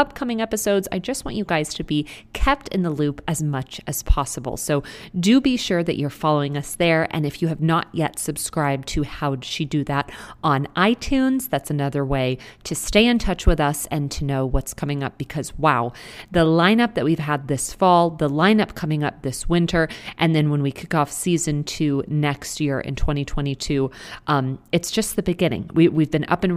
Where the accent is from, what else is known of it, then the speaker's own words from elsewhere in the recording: Texas, United States; now in Malibu, United States; I am originally from Texas